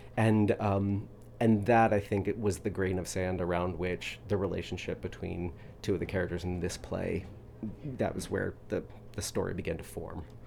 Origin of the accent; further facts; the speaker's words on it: Louisville, Kentucky, United States; moved away; where I'm from is Louisville, Kentucky.